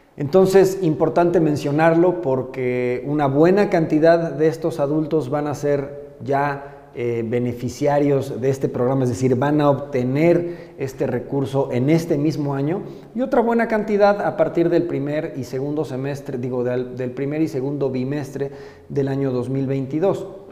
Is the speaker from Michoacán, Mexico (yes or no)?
no; Puebla, Mexico; poblano nací y poblano me moriré y, yo me considero más poblano que, cualquier poblano. Yo, yo aquí me he desarrollado toda la vida